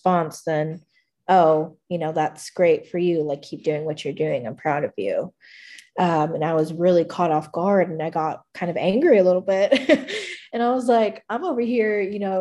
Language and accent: English; McAllen, Texas, United States; moved away as an adult; now in Kerrville, United States; I went back home to my hometown to make some amends. I made the trip from Kerrville back to McAllen to make amends.